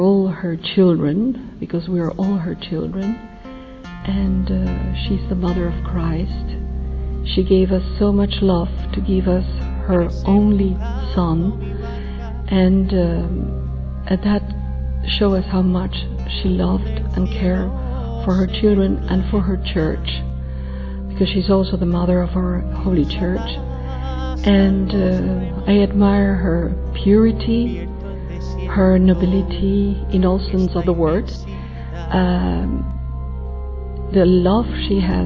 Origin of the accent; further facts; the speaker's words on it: Peru; I'm from Peru